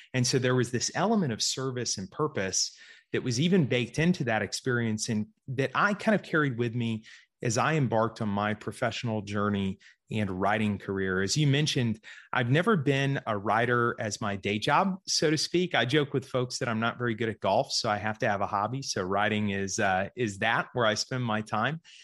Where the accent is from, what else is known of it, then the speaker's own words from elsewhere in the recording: Georgia, United States; also born or lived in Central Florida; I was actually born in Florida, grew up in Georgia